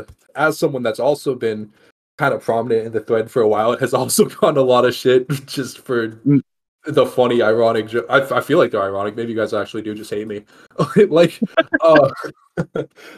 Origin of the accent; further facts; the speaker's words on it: Texas, United States; now in Las Vegas, United States; I'm from Texas